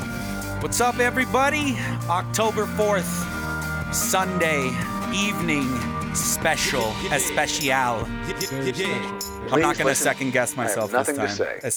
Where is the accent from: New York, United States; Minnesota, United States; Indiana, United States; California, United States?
California, United States; Crestline; growing up in Crestline